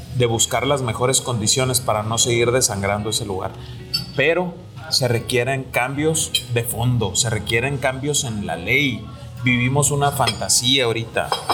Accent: Mexico; como tantos mexicanos

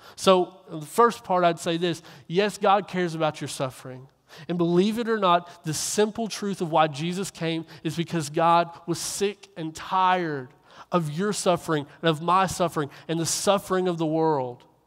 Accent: Kentucky, United States; moved away; also born or lived in Coweta, Oklahoma

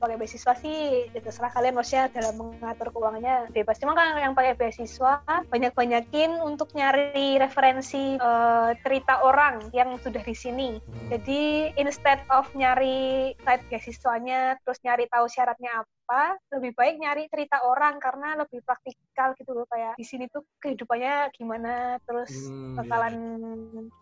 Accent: Indonesia; now in Busan, South Korea; aku tuh orang Indonesia

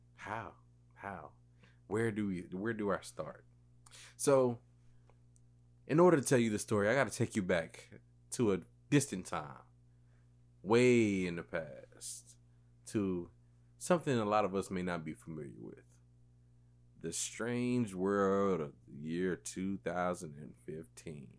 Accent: West Columbia, South Carolina, United States; I am from West Columbia, South Carolina

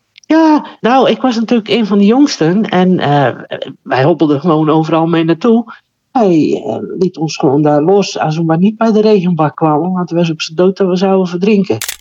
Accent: Terneuzen, Zeeland, Netherlands; Terneuzen. Daar ben ik geboren en getogen.

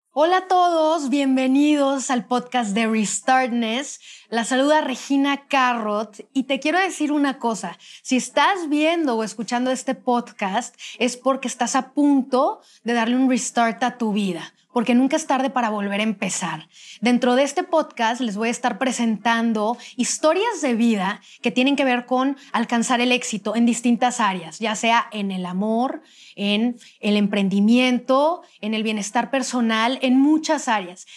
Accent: Monterrey, Nuevo León, Mexico; Cintia y yo somos de Monterrey

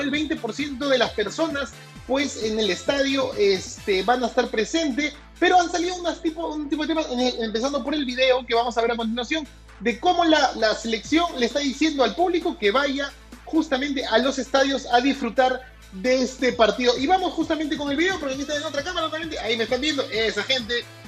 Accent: Peru; como peruano que soy

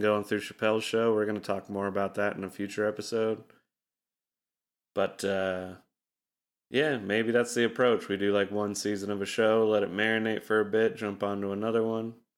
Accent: Utah, United States; growing up in Utah

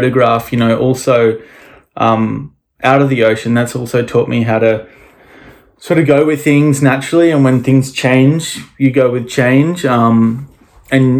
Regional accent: Noosa, Queensland, Australia; I grew up here in Noosa. It's a very small town.

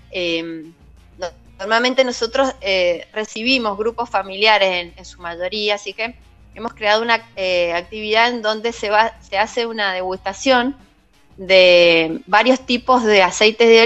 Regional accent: Pocito, San Juan, Argentina; si bien yo soy sanjuanina y he nacido en Posito

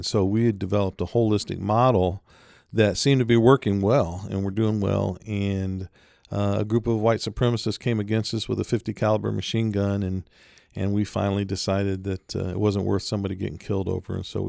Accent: Detroit, Michigan, United States; So I was raised near Detroit.

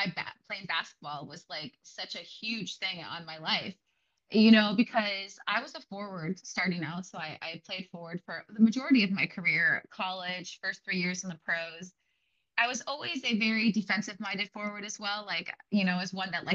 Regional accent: Green Bay, Wisconsin, United States; I'm originally from Green Bay, Wisconsin

